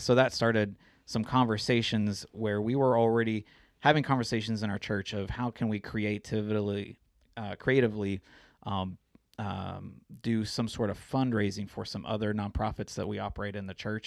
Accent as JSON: {"language": "English", "town": "Springfield", "region": "Missouri", "country": "United States", "tie": "born or raised there", "also_born_or_lived": "Denver, Colorado", "moved": "as an adult", "said": "my wife and I are both born and raised in Missouri. I kinda grew up in Springfield"}